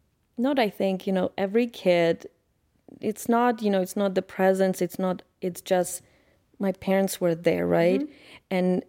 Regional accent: Ukraine; I'm from Ukraine. My husband is an American. So there is a different dynamic at my house, I feel like, than if I had Ukrainian husband or if my husband had an American wife.

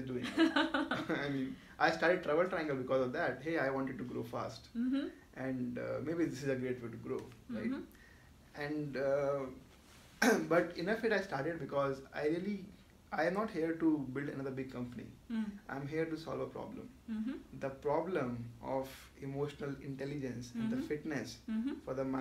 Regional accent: Jaipur, Rajasthan, India; moved away; also born or lived in Mumbai; I am natively from Jaipur, that's west part of India, the place of the pink city and all.

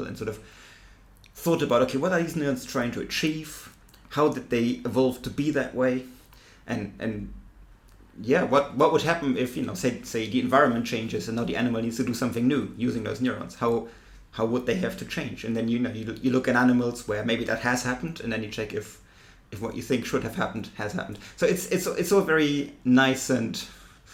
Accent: Germany; accent: German; English is a second language; moved away as an adult; also born or lived in Cambridge, United Kingdom / Tübingen, Germany; now in Sussex, United Kingdom; you can tell from my accent, I'm German

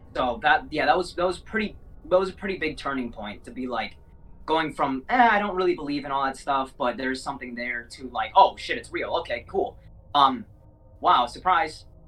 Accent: Minnesota, United States; also born or lived in South America; my hometown in in Minnesota

